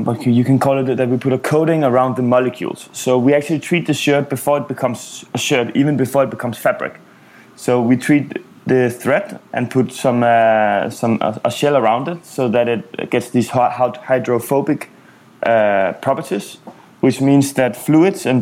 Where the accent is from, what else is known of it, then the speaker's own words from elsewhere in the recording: Copenhagen, Capital Region of Denmark, Denmark; moved away as an adult; also born or lived in Asia / Middle East / Africa / Amsterdam; I grew up in Copenhagen in Denmark